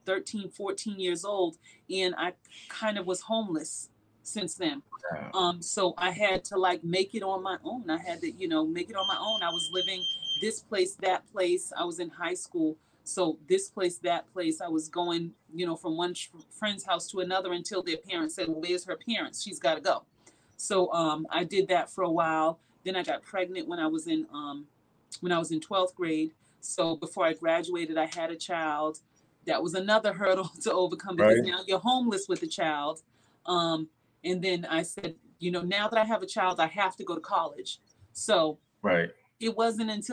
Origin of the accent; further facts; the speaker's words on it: Boston, Massachusetts, United States; growing up in Boston was kind of tough for me because I grew up with two parents that were drug addicts.